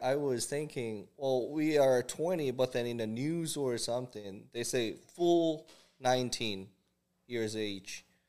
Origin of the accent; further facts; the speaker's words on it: South Korea; English is a second language; moved away as an adult; also born or lived in Winnipeg, Canada; now in Calgary, Canada; born and raised in Korea. I came to Canada when I was 21, 22.